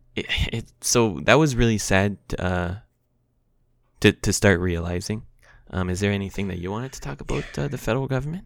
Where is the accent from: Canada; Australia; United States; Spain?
Canada; as a Canadian